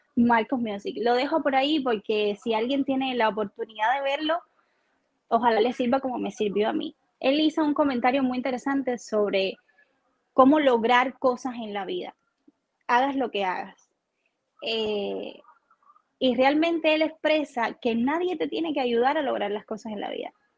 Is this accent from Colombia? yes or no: no; Guanabo, Havana, Cuba; moved away; yo vengo de Guanabo, de la playa